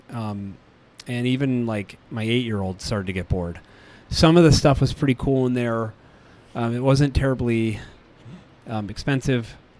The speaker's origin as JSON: {"language": "English", "region": "Colorado", "country": "United States", "said": "we're from Colorado."}